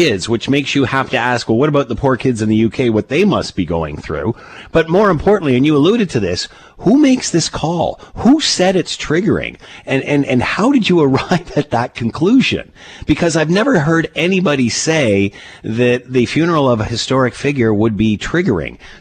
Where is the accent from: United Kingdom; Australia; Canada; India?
Canada; Markham, Ontario; I grew up in Markham